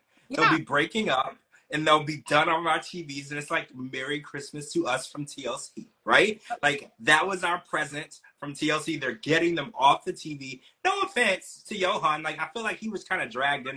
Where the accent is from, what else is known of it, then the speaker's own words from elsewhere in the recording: Louisiana, United States; I grew up in Louisiana